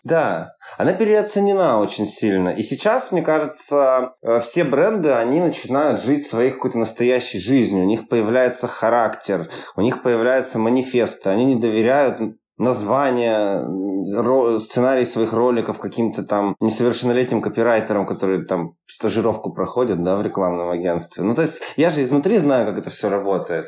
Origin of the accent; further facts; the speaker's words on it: Yekaterinburg, Sverdlovsk Oblast, Russia; moved away as an adult; also born or lived in Moscow; now in Turkey; я приезжал каждый раз в Екатеринбург, смотрел и понимал, что я становлюсь немножко чужим, ну, ну, в своем городе